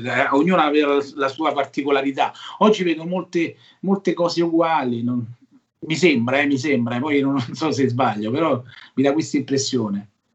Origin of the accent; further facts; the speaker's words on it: Rocca Priora, Lazio, Italy; al mio piccolo paesino, Rocca, Rocca Priore, ai castelli romani, vicino Fascati